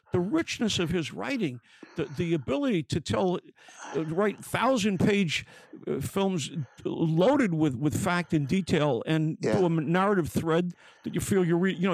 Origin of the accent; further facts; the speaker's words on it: New York City, New York, United States; I'm a kid from Brooklyn.